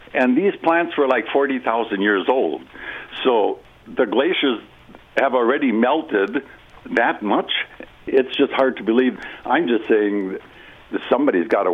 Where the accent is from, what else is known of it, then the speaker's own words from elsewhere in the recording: Minnesota, United States; now in New Mexico, United States; I'm originally from Minnesota